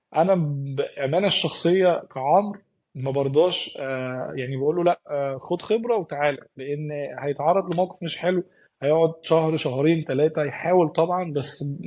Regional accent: Egypt; now in Dubai, United Arab Emirates; احنا كمصريين

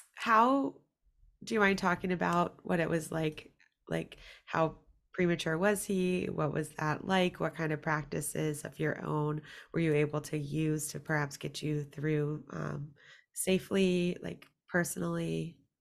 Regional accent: Virginia, United States; I am from Virginia

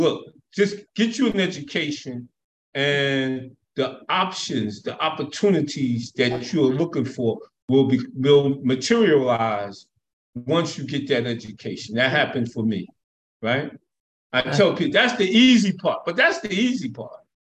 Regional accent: United States; I'm American.

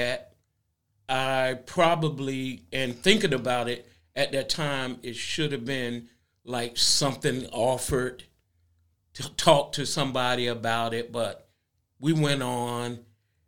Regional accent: Kinston, North Carolina, United States; moved away as an adult; now in Hammonton, United States; I grew up in North Carolina, in Kinston, North Carolina

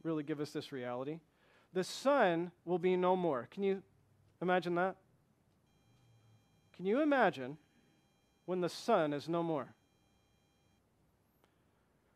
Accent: Flint, Michigan, United States; I come from Flint, Michigan

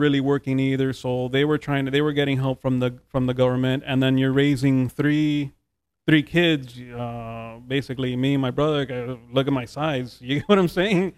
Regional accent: Hialeah, Florida, United States; also born or lived in Jackson; I grew up here in Hialeah

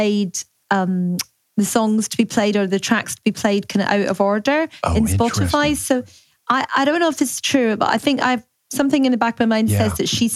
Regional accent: Glasgow, Scotland, United Kingdom; now in London, United Kingdom; We're both Scottish. I'm from Glasgow.

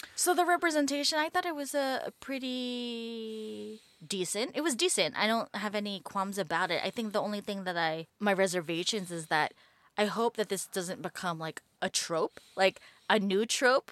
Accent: New York City, New York, United States; I grew up in New York City

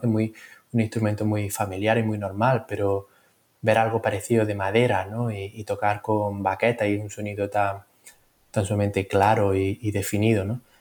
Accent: Granada, Andalusia, Spain; moved away as an adult; also born or lived in London, United Kingdom; now in Birmingham, United Kingdom; nací en Granada y me formé en un conservatorio en Londres

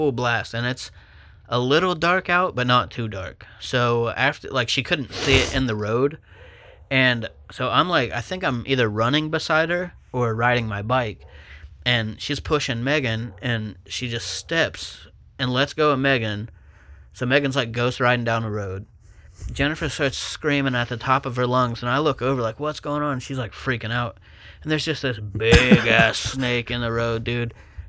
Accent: Buckeye Lake, Ohio, United States; Yeah, so obviously we grew up on Cliff Street, Buckeye Lake.

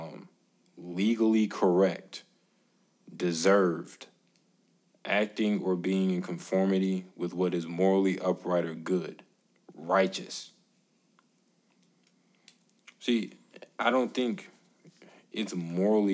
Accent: United States; As an American citizen

